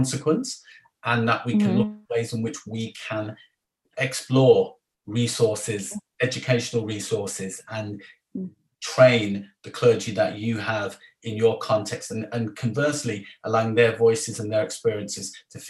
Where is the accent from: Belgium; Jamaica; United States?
Jamaica; as a Jamaican